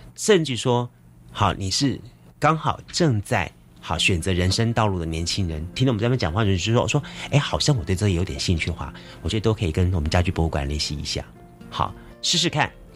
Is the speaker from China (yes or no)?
no; Taiwan; 我们是台湾人嘛